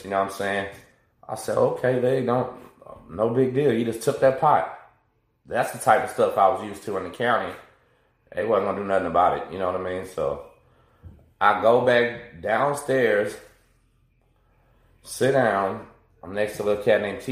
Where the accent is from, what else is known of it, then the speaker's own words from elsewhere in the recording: La Marque, Texas, United States; I'm from Lamarck